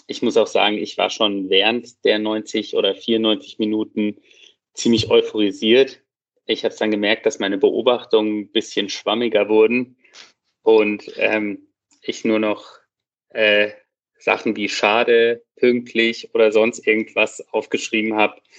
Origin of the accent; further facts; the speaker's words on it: Baden-Württemberg, Germany; now in Heidelberg, Germany; ich komme aus, aus der Region Freiburg, ähm, bin jetzt inzwischen äh, in der Region Heidelberg